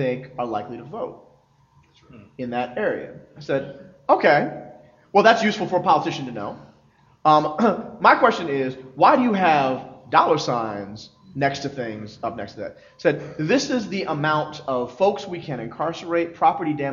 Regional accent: Philadelphia, Pennsylvania, United States; Philly. I'm from Philly

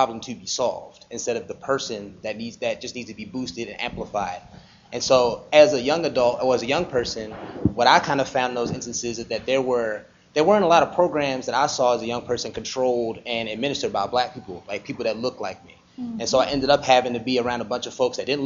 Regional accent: Baltimore, Maryland, United States; I'm actually from Baltimore. And I grew up in West Baltimore

